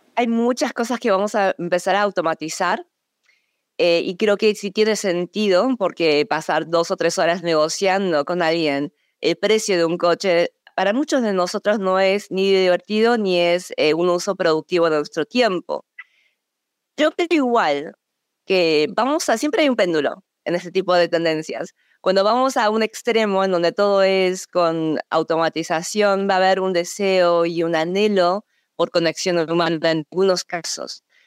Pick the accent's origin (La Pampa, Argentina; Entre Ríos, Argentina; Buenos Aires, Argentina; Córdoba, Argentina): Buenos Aires, Argentina; moved away as an adult; also born or lived in Seoul, South Korea / United States; a los seis años me fui a Argentina, en donde crecí de los seis años a los 18 años, eh, fui a una escuela muy local, el Colegio Nacional de Buenos Aires